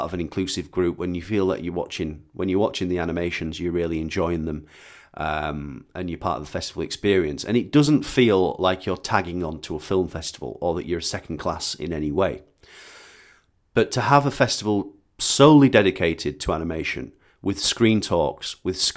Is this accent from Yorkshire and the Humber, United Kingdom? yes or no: yes; Bradford, Yorkshire and the Humber, United Kingdom; moved away; my yearly pilgrimage to my hometown